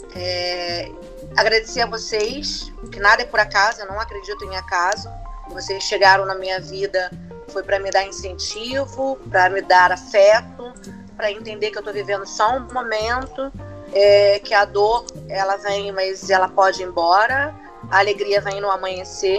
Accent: Baixada Fluminense, Rio de Janeiro, Brazil; Sou lá da Baixada Fluminense

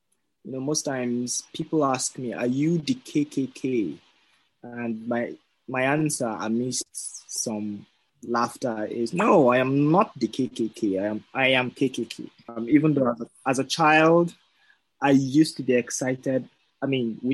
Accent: North Central Nigeria, Nigeria; I am Nupi from North Central Nigeria

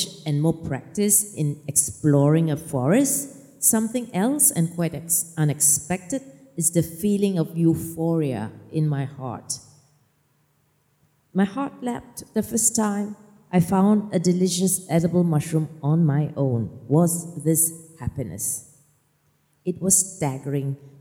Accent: Malaysia; now in Norway; I'm Malaysian, right? We don't walk in the forest.

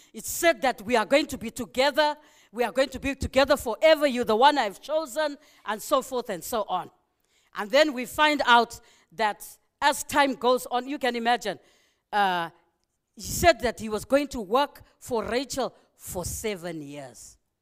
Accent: Zimbabwe; moved away; I love my country, you know. I'm from Zimbabwe

